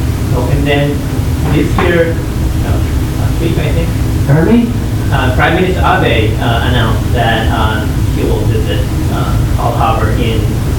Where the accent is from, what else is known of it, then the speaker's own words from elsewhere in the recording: Japan; I'm from Japan.